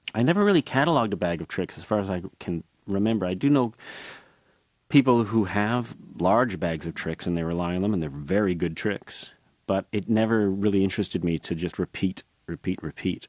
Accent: Northbrook, Illinois, United States; I grew up outside Chicago in North Brook, Illinois

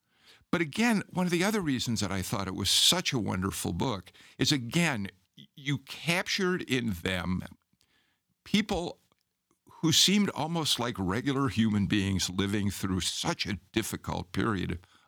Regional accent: Chicago, Illinois, United States; now in Georgia, United States; I mean, I'm a Chicagoan, but I've been in Georgia for 35 years.

